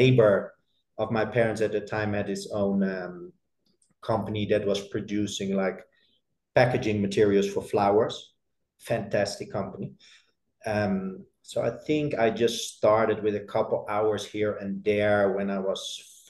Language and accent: English; Netherlands; I grew up in a pretty small town in the Netherlands